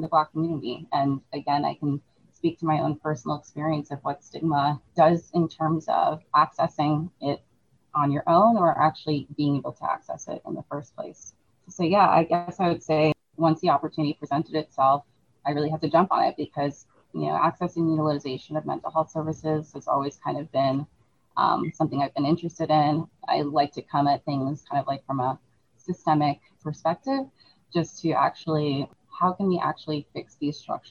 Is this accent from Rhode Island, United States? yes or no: no; Long Island, New York, United States; I grew up on Long Island, which is pretty close to New York City